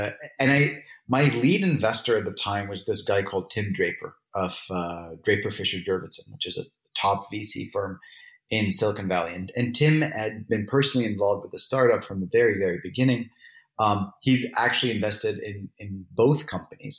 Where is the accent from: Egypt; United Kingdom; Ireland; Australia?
Egypt; moved away; also born or lived in United States; I'm Egyptian and I'm born and raised in Egypt, educated in America